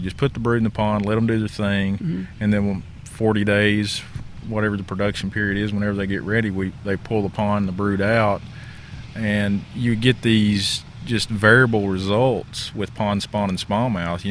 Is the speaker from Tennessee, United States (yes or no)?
yes; Campbell County, East Tennessee, United States; I'm originally from East Tennessee, Campbell County